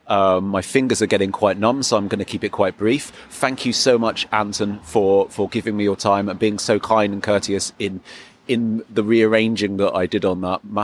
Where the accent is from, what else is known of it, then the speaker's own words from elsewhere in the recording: England, United Kingdom; as an English person